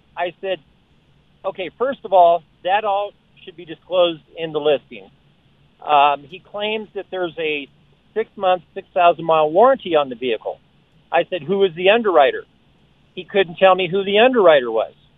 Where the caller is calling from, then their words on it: Colorado, United States; I was calling from Colorado